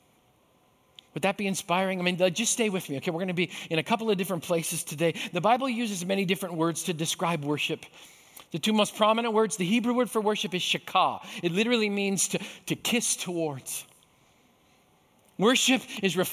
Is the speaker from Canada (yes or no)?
yes; Canada; I grew up in Canada